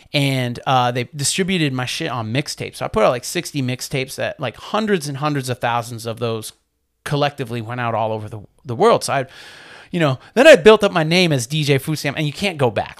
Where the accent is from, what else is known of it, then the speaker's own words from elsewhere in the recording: Maine, United States; moved away as an adult; also born or lived in New Britain, Connecticut; growing up in Maine, you know, in the eighties and nineties